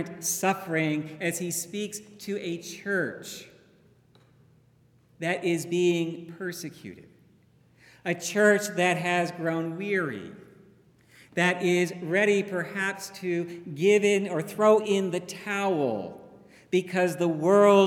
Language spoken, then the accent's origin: English; Dallas, Texas, United States; where I was growing up in Texas, and basically, in Dallas